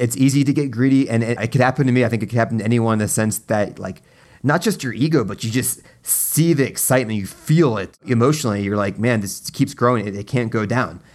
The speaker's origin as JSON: {"language": "English", "region": "East Coast", "country": "United States", "tie": "born or raised there", "said": "I grew up on the East Coast"}